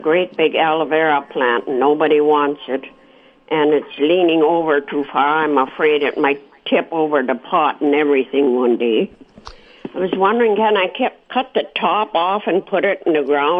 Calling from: Morden, Manitoba, Canada

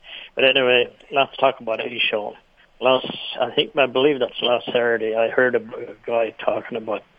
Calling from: Altona, Manitoba, Canada; Close to Altona.

